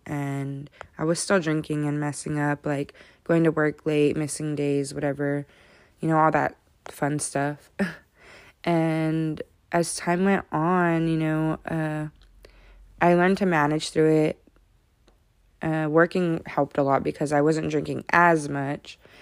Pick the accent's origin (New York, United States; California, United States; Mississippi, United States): California, United States; Modesto; I was born and raised in Modesto